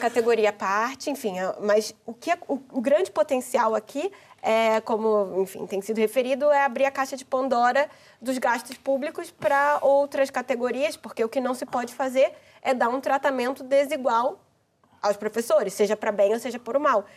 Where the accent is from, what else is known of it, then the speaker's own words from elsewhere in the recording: Brazil; now in Portugal; como brasileira aqui